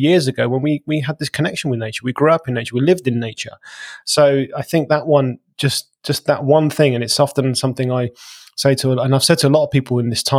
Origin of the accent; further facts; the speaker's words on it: London, United Kingdom; now in England; I've even moved out to the country from being a Londoner because of that.